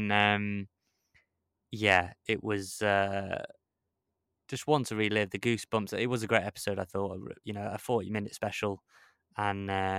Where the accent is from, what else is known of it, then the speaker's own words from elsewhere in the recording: Wrexham, Wales, United Kingdom; It was just about everything that comes with living and growing up in Wrexham and struggle